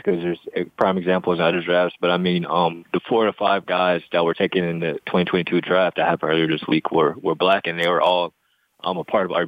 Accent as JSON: {"language": "English", "region": "Northeast Ohio", "country": "United States", "tie": "born or raised there", "also_born_or_lived": "Cleveland, Ohio / Youngstown, Ohio", "said": "born and raised in Northeast Ohio my entire life, specifically Cleveland and Youngstown, Ohio"}